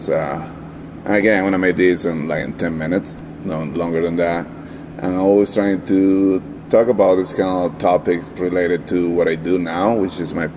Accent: Valencia, Carabobo, Venezuela; now in Denver, United States; I'm from originally from Venezuela, South America, specifically from Valencia, which is a city very close to the Caribbean Sea

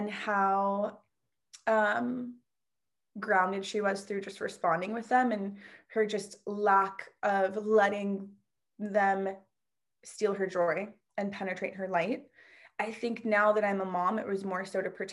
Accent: Washington, District of Columbia, United States; also born or lived in Queens, New York; I was raised in DC, like outside of DC

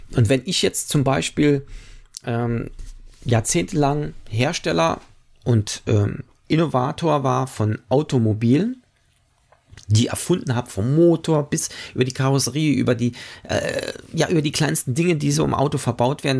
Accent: Germany; wir als Deutsche

